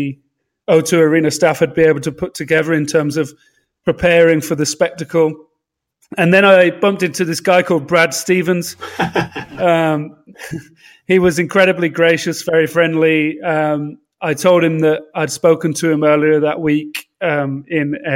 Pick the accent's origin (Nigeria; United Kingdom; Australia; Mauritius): United Kingdom; London